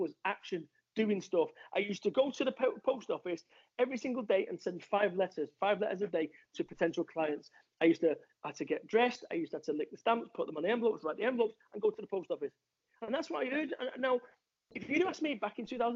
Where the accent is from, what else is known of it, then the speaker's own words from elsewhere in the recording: Salford, North West England, United Kingdom; I am from Salford, Manchester